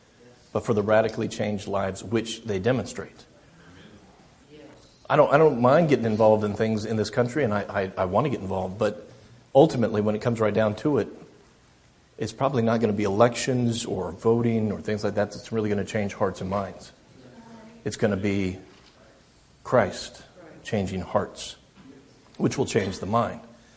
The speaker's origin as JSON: {"language": "English", "country": "United States", "said": "I'm American"}